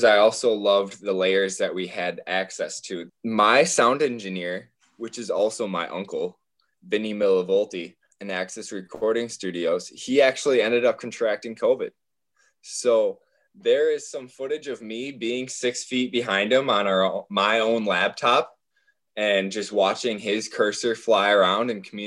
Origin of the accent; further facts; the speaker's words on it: Holmen, Wisconsin, United States; I was born in Holman, Wisconsin, on a 900-acre farm with four older brothers